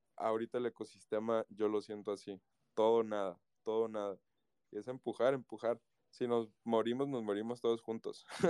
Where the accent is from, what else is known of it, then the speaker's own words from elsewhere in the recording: Guadalajara, Jalisco, Mexico; en mi país, acá en México, en mi ciudad, Guadalajara